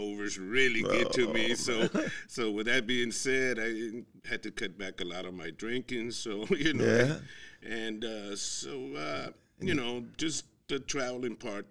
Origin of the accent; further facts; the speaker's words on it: Houston, Texas, United States; moved away as an adult; Born and raised in Houston